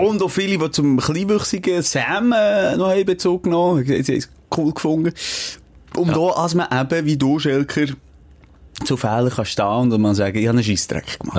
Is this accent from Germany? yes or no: no; Switzerland; bei uns in der Schweiz